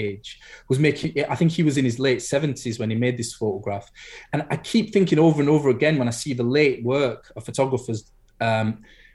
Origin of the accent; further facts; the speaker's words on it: United Kingdom; I'm Black British